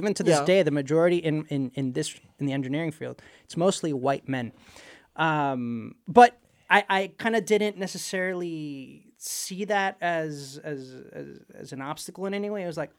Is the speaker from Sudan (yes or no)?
no; Puerto Rico; also born or lived in Ecuador; I grew up in Puerto Rico. I was born in Ecuador, and there's a whole story there how we ended up in Puerto Rico.